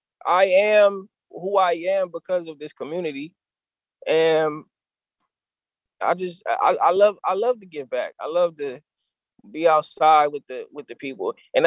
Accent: San Diego, California, United States; my experiences in San Diego, growing up in San Diego, maneuvering through, you know, because there are negative aspects within Southeast San Diego

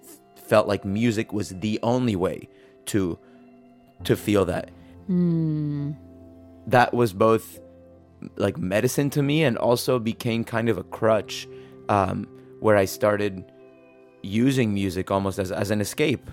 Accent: San Diego, California, United States; English is a second language; also born or lived in Mexico; A few weeks after we moved to San Diego from Mexico

